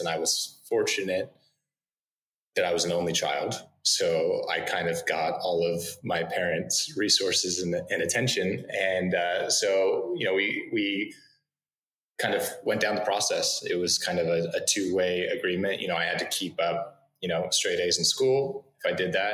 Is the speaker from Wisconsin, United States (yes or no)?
no; Northern California, United States; I grew up in Northern California.